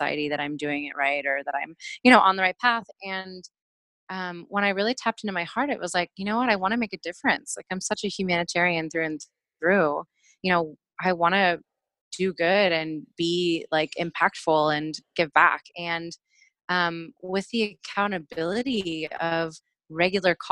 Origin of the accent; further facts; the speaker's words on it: Pittsburgh, Pennsylvania, United States; moved away as an adult; now in Portland, United States; I'm originally from Pittsburgh, Pennsylvania